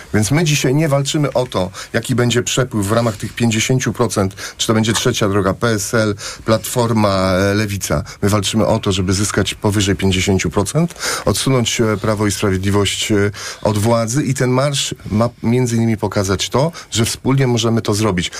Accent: Płock, Masovian Voivodeship, Poland; Ja jestem z Płocka, mam kolegów, którzy pracują w Orlenie

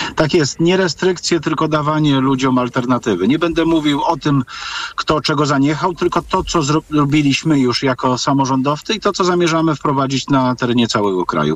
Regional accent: Lower Silesian Voivodeship, Poland; u nas na Dolnym Śląsku

